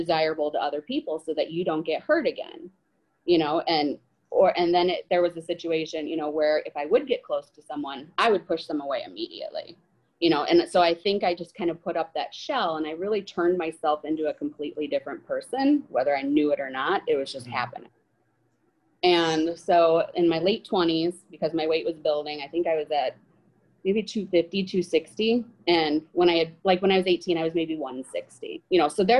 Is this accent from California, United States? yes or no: no; Rockford, Illinois, United States; I am 39 from Rockford, Illinois